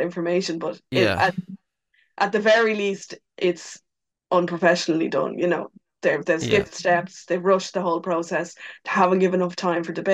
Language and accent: English; Ireland; us as Irish people